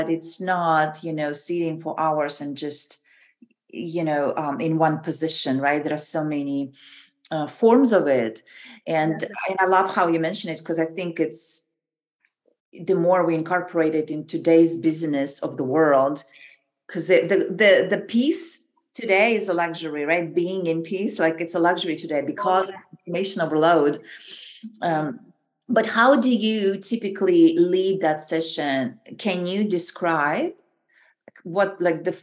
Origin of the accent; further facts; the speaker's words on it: Kazakhstan; we grew up in the same country, you and me